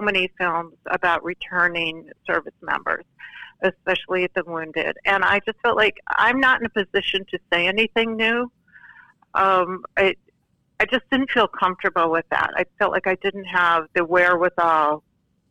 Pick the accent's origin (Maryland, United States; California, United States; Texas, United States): California, United States; Santa Clarita; my hometown in California, Santa Clarita.